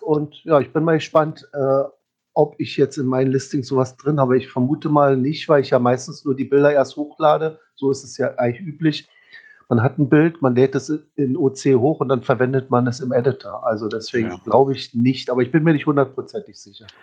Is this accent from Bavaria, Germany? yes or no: no; Berlin, Germany; als Berliner